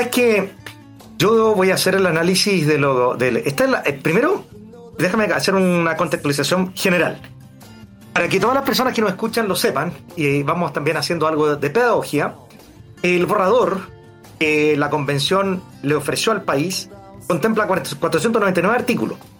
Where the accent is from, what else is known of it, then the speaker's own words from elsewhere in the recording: Santiago, Santiago Metropolitan Region, Chile; Yo soy de acá de Santiago